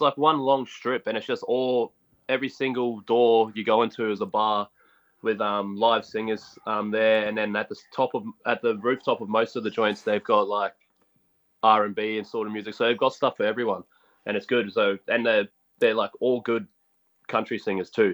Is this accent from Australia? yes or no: yes; Gold Coast, Queensland, Australia; also born or lived in Logan; I was raised in Ashmore, but I went to school at Palm Beach